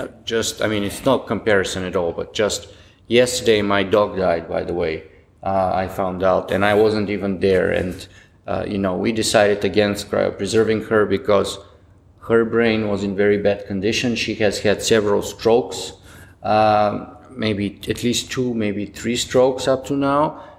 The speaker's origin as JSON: {"language": "English", "country": "Canada", "lives_now": "Ontario, Canada", "said": "And to be as a Canadian, to be honest, I'm a little bit disappointed and ashamed of that kind of short-sightedness of the British Columbia law, and I'm very happy that I'm myself in Ontario"}